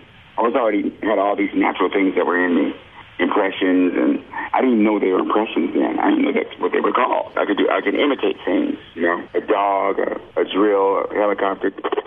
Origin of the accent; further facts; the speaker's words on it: Maryland, United States; also born or lived in Fort Collins / Denver / Washington, D.C.; Yeah, we moved from Fort Collins, Colorado to Denver, from Denver to Washington, D.C., from Washington, D.C. to Maryland. Yeah, we did a lot of moving.